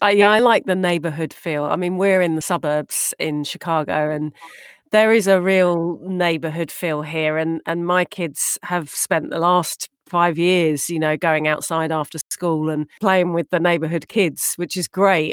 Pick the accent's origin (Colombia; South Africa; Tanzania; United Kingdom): United Kingdom; now in United States; I'm proud to be British